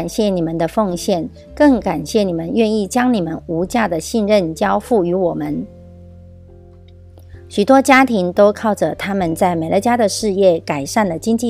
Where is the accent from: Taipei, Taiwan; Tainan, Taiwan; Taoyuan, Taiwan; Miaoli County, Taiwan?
Miaoli County, Taiwan